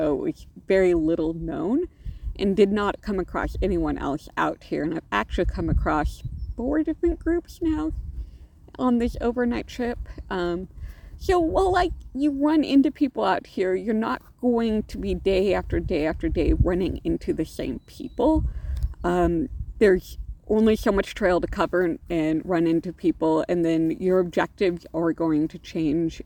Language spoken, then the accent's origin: English; Alaska, United States; I grew up hiking in Alaska. My mother has always been a big hiker and backpacker. And so even when she was pregnant with me, I was wandering around the wilds of Alaska and then camping and hiking when I was a kid